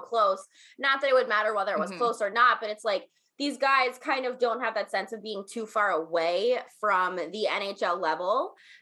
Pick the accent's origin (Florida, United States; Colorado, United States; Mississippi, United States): Florida, United States; I'm from Florida